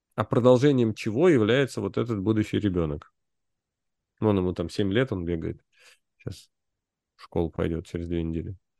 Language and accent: Russian; Moscow, Russia; мы же все вот типа москвичи